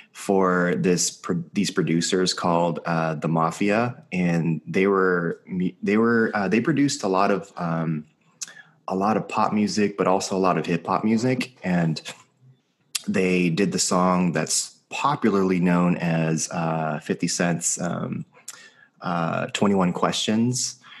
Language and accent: English; Los Angeles, California, United States; I've been born and raised in Los Angeles my whole life